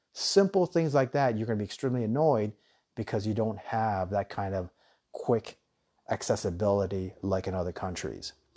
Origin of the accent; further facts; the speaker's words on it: United States; moved away as an adult; now in Thailand; I'm American, and I love America